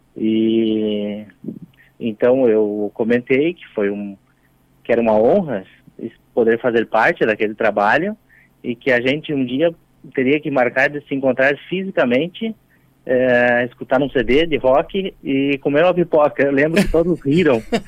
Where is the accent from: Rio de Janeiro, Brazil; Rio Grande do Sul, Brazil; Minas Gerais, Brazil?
Rio Grande do Sul, Brazil; eu sou do Rio Grande do Sul e oh. atualmente na Serra Gaúcha